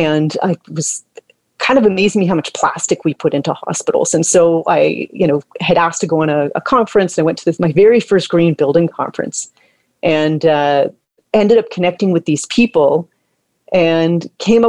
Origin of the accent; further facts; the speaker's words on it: Toronto, Ontario, Canada; I grew up here in Toronto in the Toronto Ravine System, kind of in the ravine system as a kid.